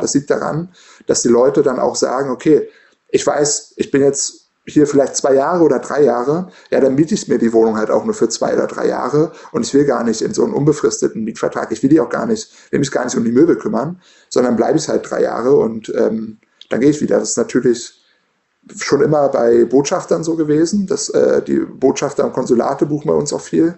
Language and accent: German; Berlin, Germany; Ich komme aus Berlin und selbst äh, ich, ich bin äh, als Student ins Studentenwohnheim gezogen